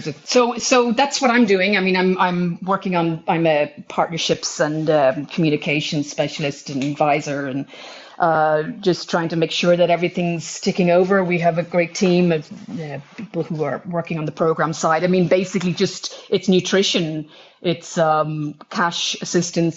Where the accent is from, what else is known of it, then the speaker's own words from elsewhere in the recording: Ireland; as an Irish person